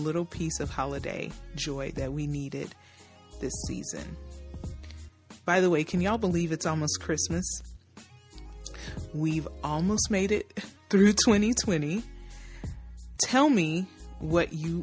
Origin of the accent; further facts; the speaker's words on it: Nashville, Tennessee, United States; we are both from Nashville